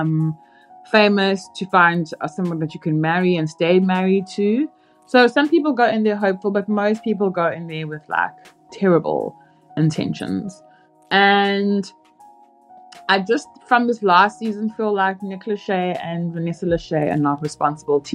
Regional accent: South Africa; now in United States; As a South African in America

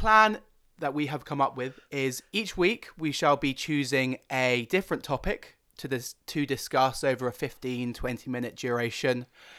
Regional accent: Loughborough, East Midlands, United Kingdom; Hello there … I'm from Loughborough. I'm 22 and I am a northern motherfucker.

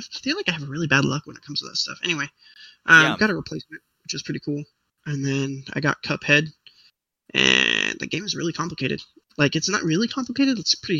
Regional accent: San Diego, California, United States; now in East Coast, United States; I live in the East Coast, but I grew up in San Diego

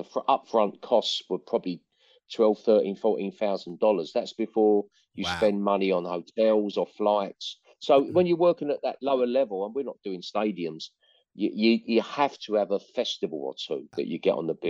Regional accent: London, United Kingdom; moved away as an adult; now in North West England, United Kingdom; it's almost like I'm a Londoner, but I live in the Northwest a lot of the time now. I'm still in London a lot still. So London's a hometown

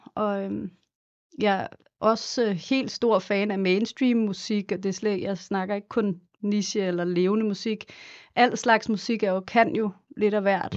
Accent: Copenhagen, Capital Region of Denmark, Denmark; moved away as an adult; also born or lived in Los Angeles, United States / New York, United States; derhjemme i København, i Sydhavnen

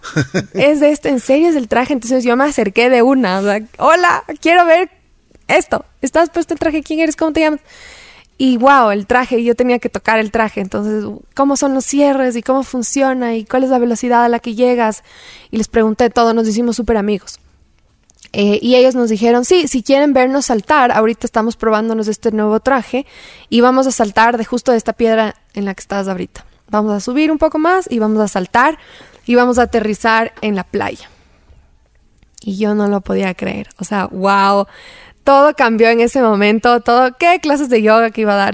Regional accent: Quito, Pichincha, Ecuador; En Quito, nací en Ecuador y he estado la mayoría de mi vida aquí

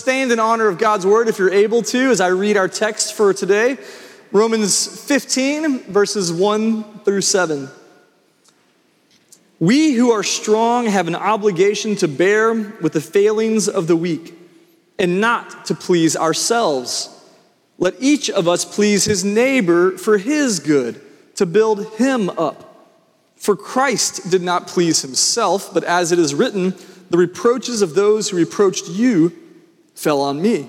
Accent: Franklin, Tennessee, United States; when I went to Franklin, I was coming from Freedom Middle School, and all my friends were going to Centennial, and I was joining all these Grassland kids over at Franklin

